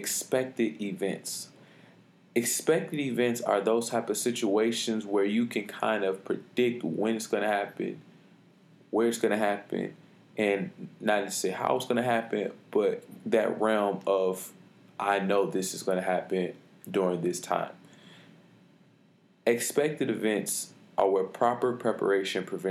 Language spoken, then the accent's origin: English; Detroit, Michigan, United States; I'm from Detroit, Michigan, graduate of Renaissance High School